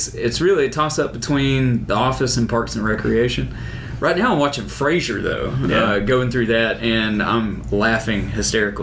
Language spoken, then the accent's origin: English; Dothan, Alabama, United States; moved away as an adult; I was born in Dothan and moved here 9 years